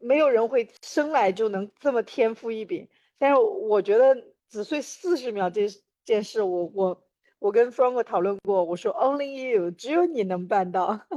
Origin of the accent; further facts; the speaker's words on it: China; 我从中国来